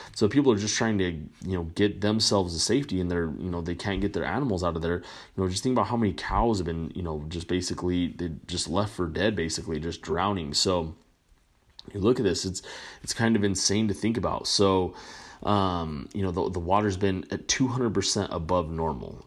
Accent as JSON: {"language": "English", "country": "United States", "said": "as an American, you know, I'm very proud American"}